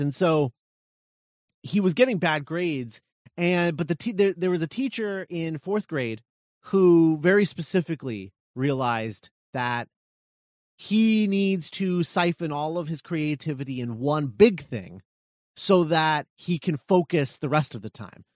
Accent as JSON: {"language": "English", "region": "Texas", "country": "United States", "said": "as a fellow Texan"}